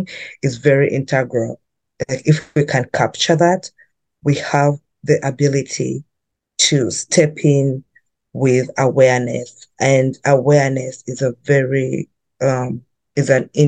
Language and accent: English; Uganda; moved away as an adult; now in Vancouver, Canada; I grew up in Uganda